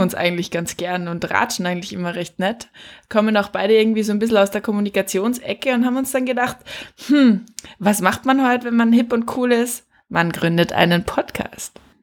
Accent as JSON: {"language": "German", "country": "Austria", "said": "ich bin auch aus Österreich, bin auch noch in Österreich"}